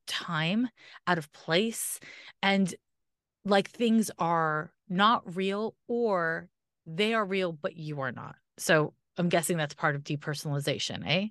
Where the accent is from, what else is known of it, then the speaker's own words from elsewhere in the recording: Canada; I'm Canadian